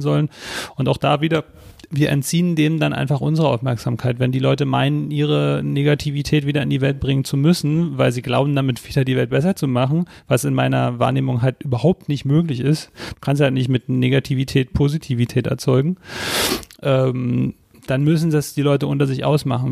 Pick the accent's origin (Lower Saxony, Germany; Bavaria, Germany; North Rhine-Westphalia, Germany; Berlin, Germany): Berlin, Germany; wir sind beide aufgewachsen in Ostberlin